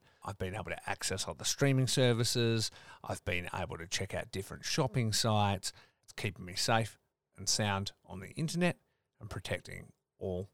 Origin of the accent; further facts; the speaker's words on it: Australia; as an Australian